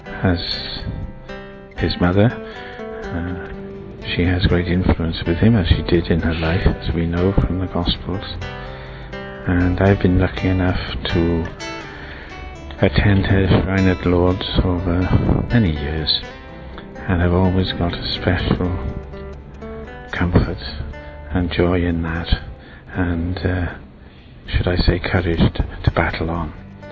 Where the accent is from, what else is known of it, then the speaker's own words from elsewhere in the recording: South Wales, United Kingdom; I'm from South Wales.